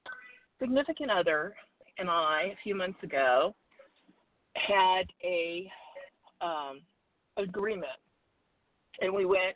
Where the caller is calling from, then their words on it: Arizona, United States; in Arizona.